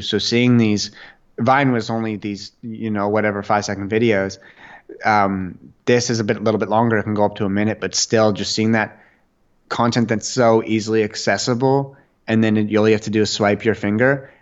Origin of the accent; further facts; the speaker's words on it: Ottawa, Ontario, Canada; I grew up in Ottawa, Canada